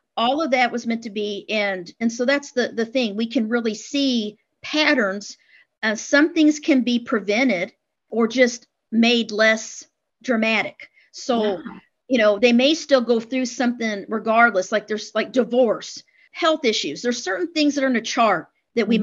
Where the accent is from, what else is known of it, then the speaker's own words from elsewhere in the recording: Midwest, United States; I was raised in the Midwest, the Bible Belt